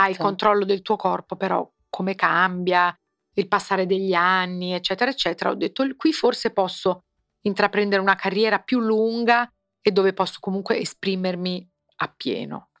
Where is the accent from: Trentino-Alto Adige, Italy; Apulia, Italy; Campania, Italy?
Campania, Italy; Naples; io sono napoletana